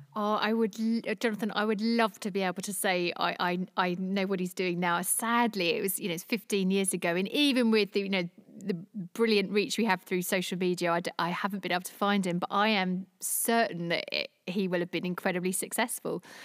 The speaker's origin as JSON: {"language": "English", "region": "London", "country": "United Kingdom", "moved": "as an adult", "lives_now": "Jersey", "said": "I'm a Londoner. Uh, I moved to Jersey six years ago."}